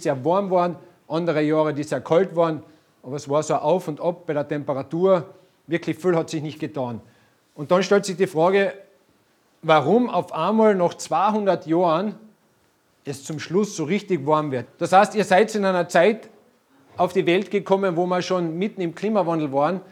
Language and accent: German; Carinthia, Austria; bei uns in Kärnten